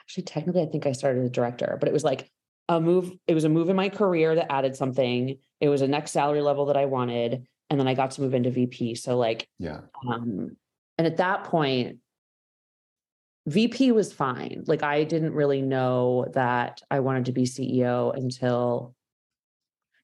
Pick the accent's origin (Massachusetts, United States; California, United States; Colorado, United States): Massachusetts, United States; Boston; I'm from Boston.